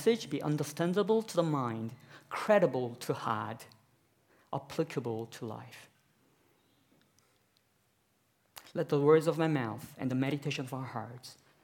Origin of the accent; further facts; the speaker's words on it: South Korea; now in Australia; I'm from South Korea myself